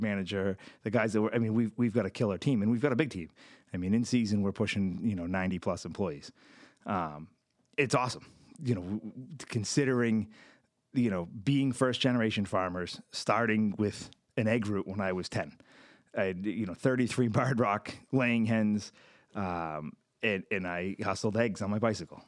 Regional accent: Lunenburg, Massachusetts, United States; now in Fitchburg, United States; I grew up in Lunenburg, um, all of a few miles away from where we are now

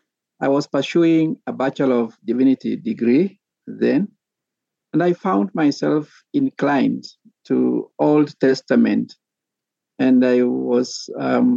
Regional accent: Kenya; first language Sabaot; English is a second language; This is my mother tongue now. In Kenya, we have more than 50 languages, the vernacular languages, and this is Sabaot language.

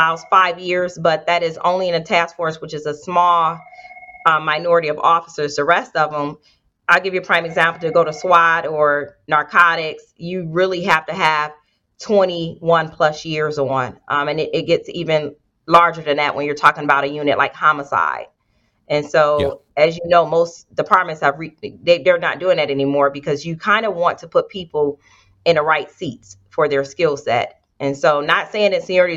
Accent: Detroit, Michigan, United States; moved away as an adult; now in Columbus, United States; I grew up on the west side, 7 Mile Road

